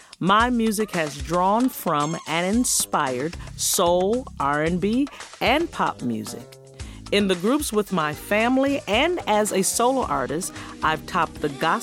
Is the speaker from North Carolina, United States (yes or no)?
no; Detroit, Michigan, United States; When I was growing up in Detroit, our family listened to gospel music, and only gospel music.